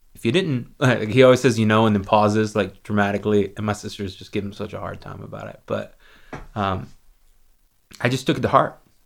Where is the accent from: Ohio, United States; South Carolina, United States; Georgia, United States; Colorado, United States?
South Carolina, United States; Lexington; my hometown is a town called Lexington, South Carolina.